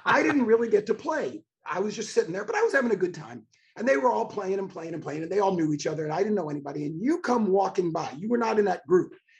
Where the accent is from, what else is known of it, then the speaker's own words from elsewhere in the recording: Miami Beach, Florida, United States; I was born on South Beach. I was born in Miami Beach.